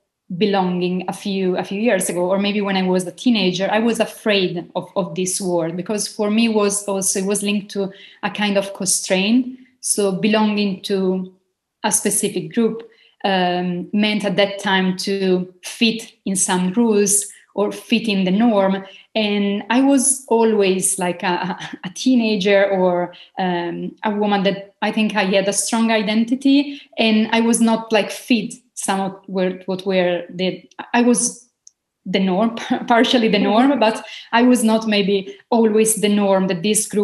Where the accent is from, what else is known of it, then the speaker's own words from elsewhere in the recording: Italy; moved away as an adult; now in Malta; I was born in Italy in a small town, small community.